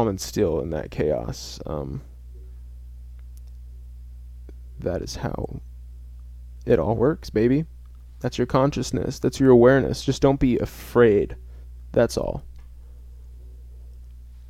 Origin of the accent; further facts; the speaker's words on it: center of the United States, Midwest, United States; in my hometown. I won't say what my hometown is, but it's kind of in the heart of America. Like, literally, if you look at a map of the United States, it's smack dab in the center